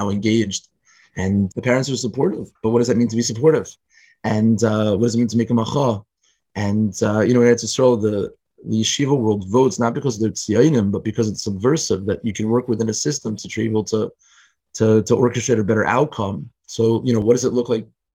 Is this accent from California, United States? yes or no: no; Richmond, Virginia, United States; I grew up in Richmond, Virginia, and it's a pretty conservative place politically